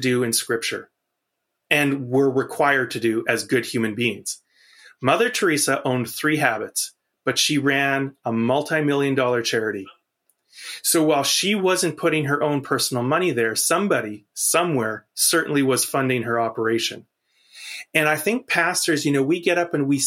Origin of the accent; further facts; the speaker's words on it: Canada; I'm a Canadian outsider